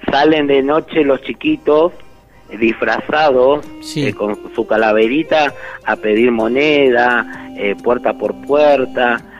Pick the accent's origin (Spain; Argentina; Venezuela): Argentina; now in Mexico; No, soy argentino de nacionalidad, ¿sí?